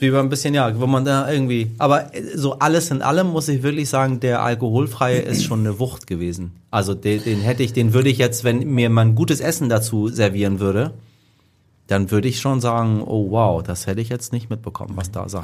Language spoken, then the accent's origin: German; Iran; als Iraner